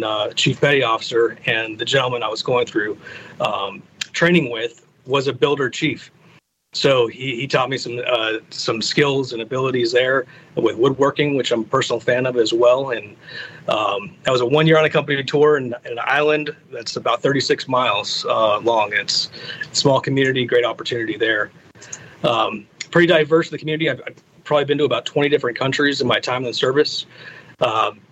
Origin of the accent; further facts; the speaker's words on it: Huntington Beach, California, United States; moved away as an adult; now in Gulfport, United States; I grew up in Huntington Beach, California, and that's where I finished up high school